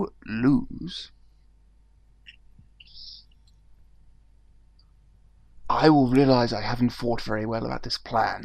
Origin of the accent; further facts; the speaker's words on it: United Kingdom; I'm British.